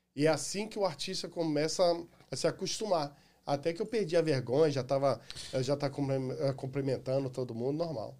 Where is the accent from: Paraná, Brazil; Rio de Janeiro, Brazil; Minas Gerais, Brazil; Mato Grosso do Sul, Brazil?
Rio de Janeiro, Brazil; also born or lived in Irajá, Rio de Janeiro / Complexo do Alemão, Rio de Janeiro; now in United States; Eu nasci em Irajá, fui criado na área da Pavuna, e antes de vir para cá, eu saí do Morro da Fé que é no complexo ali do Alemão